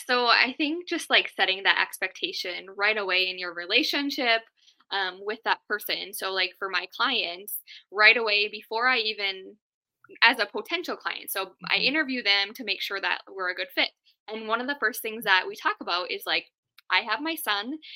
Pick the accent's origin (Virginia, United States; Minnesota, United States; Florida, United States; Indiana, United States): Minnesota, United States; Duluth; I was actually born and raised in Duluth.